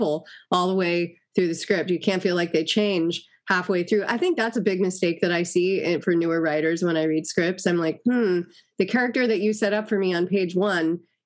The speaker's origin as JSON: {"language": "English", "town": "Los Angeles", "region": "California", "country": "United States", "tie": "born or raised there", "said": "I grew up in Los Angeles, you know, and seeing LA in the era that I grew up"}